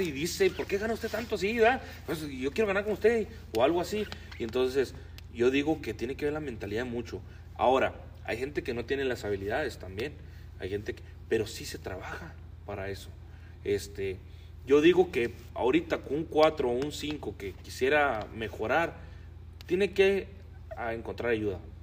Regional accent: Rubio, Chihuahua, Mexico; now in United States; nosotros somos de Rubio

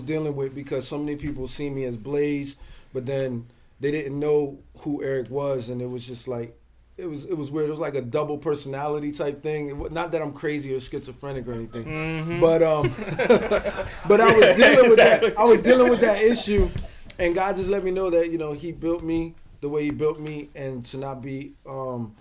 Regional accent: New Jersey, United States; now in Bronx, United States; I'm originally from New Jersey

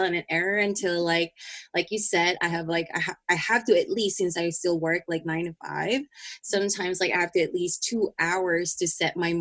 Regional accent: Philippines; in my culture as a Filipino, we have so much expectation in a family

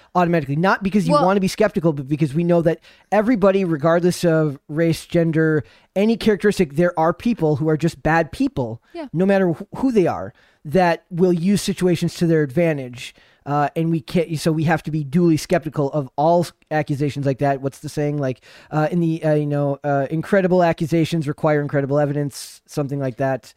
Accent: Minnesota, United States; my home state

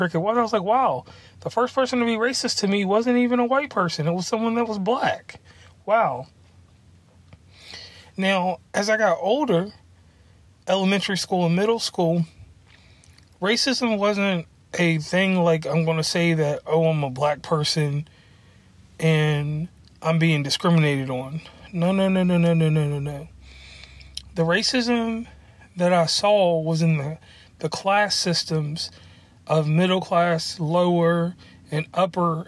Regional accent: Lynchburg, Virginia, United States; I'm from Lynchburg, Virginia, and where I'm from, there was racism

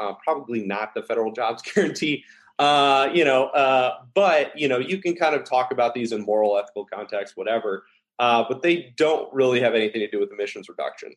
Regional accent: Dallas, Texas, United States; moved away; also born or lived in Ohio; I, I, grew up in uh, a little bit in the South

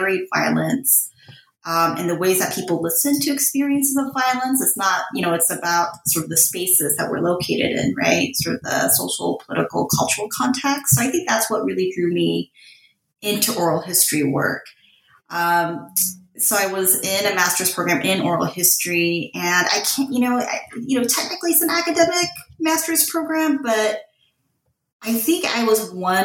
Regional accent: Southern California, United States; I grew up in Southern California.

